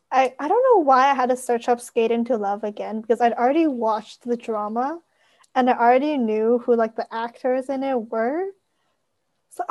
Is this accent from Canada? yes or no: yes; Canada; now in United States; I live in the US, but I am not American. I am a Canadian citizen. So I live in the US on a visa.